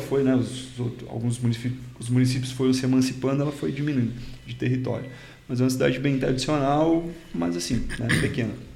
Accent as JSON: {"language": "Portuguese", "town": "Cachoeira do Sul", "region": "Rio Grande do Sul", "country": "Brazil", "tie": "born or raised there", "also_born_or_lived": "Curitiba", "moved": "as an adult", "said": "Eu sou natural do interior do Rio Grande do Sul"}